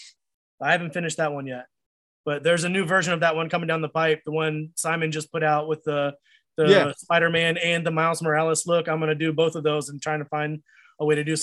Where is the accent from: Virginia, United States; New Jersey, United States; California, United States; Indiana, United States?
Virginia, United States; also born or lived in Akron, Ohio; I was born in Akron, Ohio. I don't remember. We moved to Virginia, but when I was like a little baby